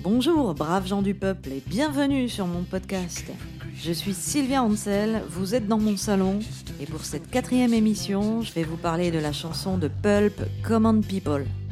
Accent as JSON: {"language": "French", "area": "Moselle", "region": "Grand Est", "country": "France", "tie": "born or raised there", "said": "Je suis née en Moselle"}